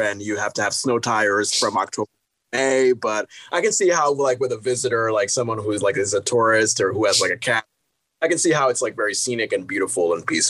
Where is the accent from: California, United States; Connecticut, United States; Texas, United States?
Connecticut, United States; now in Vermont, United States; I used to live in the town of Lindenville here in Vermont, and where I'm originally from is Connecticut.